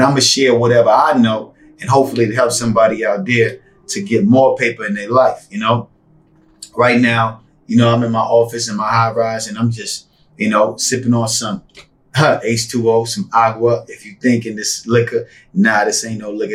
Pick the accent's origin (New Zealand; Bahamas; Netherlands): Bahamas; also born or lived in New York; now in Las Vegas, United States; Growing up in the Bahamas, moving to New York.